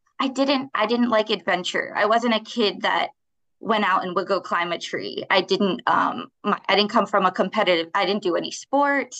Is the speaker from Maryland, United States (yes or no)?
yes; Baltimore, Maryland, United States; I'm born and raised in Baltimore